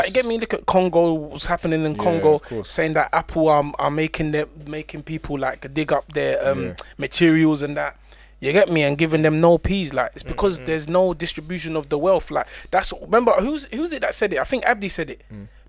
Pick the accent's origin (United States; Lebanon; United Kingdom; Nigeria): Nigeria; To be honest, obviously I'm Nigerian, so I know the ins and outs. I have family that deal with oil.